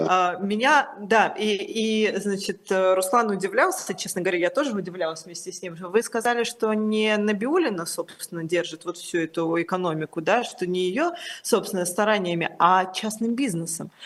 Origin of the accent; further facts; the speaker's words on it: Tbilisi, Georgia; я родилась в Тбилиси